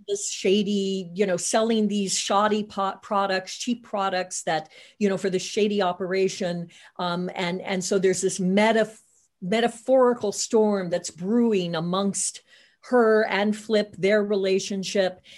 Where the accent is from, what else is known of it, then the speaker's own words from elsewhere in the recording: Hannibal, Missouri, United States; moved away; I'm originally from Hannibal, Missouri, so a couple of hours away from the big city